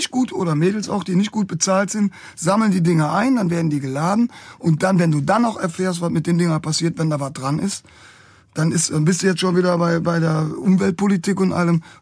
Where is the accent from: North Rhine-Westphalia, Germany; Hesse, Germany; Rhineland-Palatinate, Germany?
North Rhine-Westphalia, Germany; Cologne; da sind wir als Kölner schon ziemlich im Fokus.